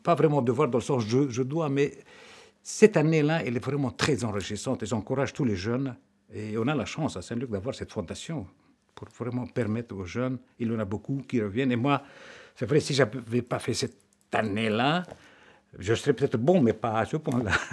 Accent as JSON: {"language": "French", "country": "Lebanon", "tie": "born or raised there", "moved": "as an adult", "lives_now": "Belgium", "said": "je suis né au Liban. Euh, je suis donc euh, le quatrième d'une famille de neuf"}